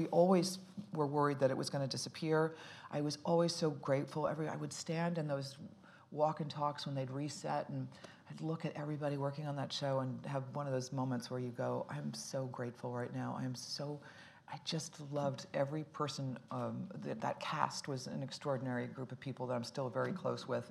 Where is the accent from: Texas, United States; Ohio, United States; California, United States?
Ohio, United States; Dayton; also born or lived in Boston, Massachusetts / Cincinnati, Ohio; Dayton, Ohio. I was born in Boston, Massachusetts, and then and w- grew up in Cincinnati and Dayton, Ohio